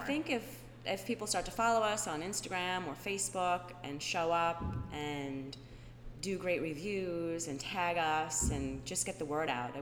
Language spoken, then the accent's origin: English; New York, United States; moved away as an adult; now in Florida, United States; I was born and raised in New York